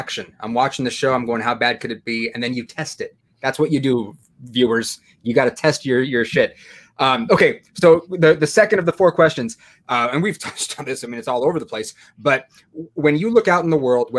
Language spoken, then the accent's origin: English; San Diego, California, United States; now in Chicago, United States; I grew up in San Diego